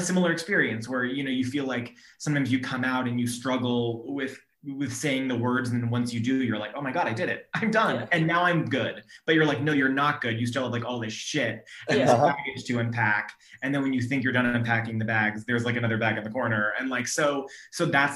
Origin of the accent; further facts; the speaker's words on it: Sacramento, California, United States; also born or lived in Orange County; I grew up in Sacramento